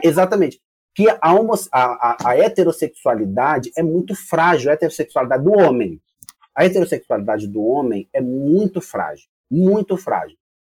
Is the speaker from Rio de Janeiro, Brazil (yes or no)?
no; São Paulo, Brazil; Somos paulistas